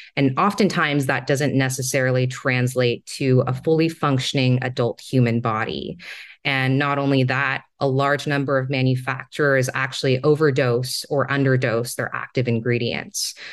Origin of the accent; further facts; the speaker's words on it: Singapore; moved away; also born or lived in Hong Kong; So, I was born and raised in Singapore, and I spent a few of my formative years in Hong Kong as well.